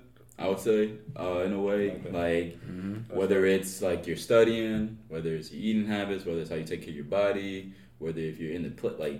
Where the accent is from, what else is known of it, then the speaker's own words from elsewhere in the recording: Charlotte, North Carolina, United States; born and raised in Charlotte, North Carolina.